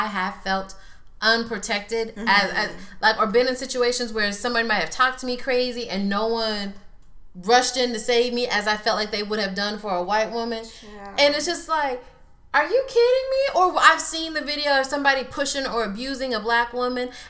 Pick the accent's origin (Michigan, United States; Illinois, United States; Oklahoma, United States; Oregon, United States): Oklahoma, United States; Oklahoma City; we are both from Oklahoma City, Oklahoma.